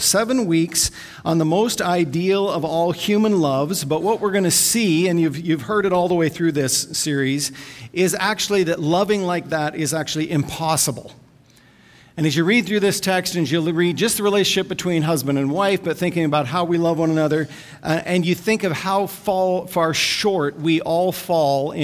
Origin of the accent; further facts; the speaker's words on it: Vancouver, British Columbia, Canada; I'm from Vancouver